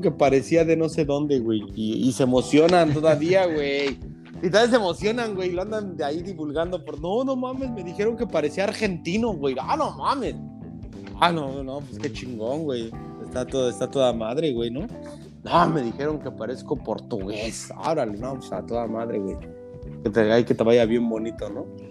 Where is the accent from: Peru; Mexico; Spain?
Mexico; moved away; soy de México